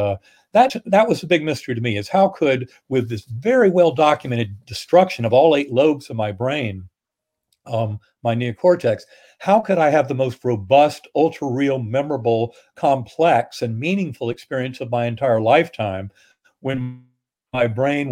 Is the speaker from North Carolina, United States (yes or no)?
yes; North Carolina, United States; Methodist church growing up in North Carolina